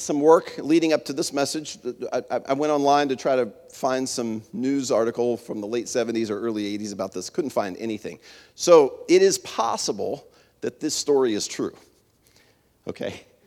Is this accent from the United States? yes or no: yes; Winchester, Virginia, United States; where I grew up in Winchester, in the Shenandoah Valley